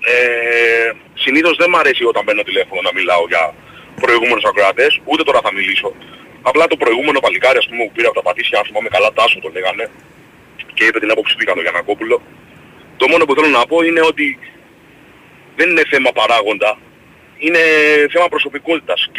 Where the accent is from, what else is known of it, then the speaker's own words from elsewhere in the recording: Rhodes, South Aegean, Greece; γιατί είμαι από τη Ρόδο, οπότε χρειάζεται να μετακινηθώ παραπάνω ας πούμε από τους υπόλοιπους.